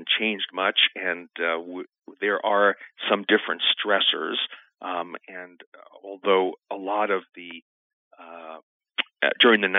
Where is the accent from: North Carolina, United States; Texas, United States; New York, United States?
New York, United States; New York City; moved away as an adult; also born or lived in Naples, Italy / San Diego, California; now in Nebraska, United States; I grew up in New York City and went to medical school at New York University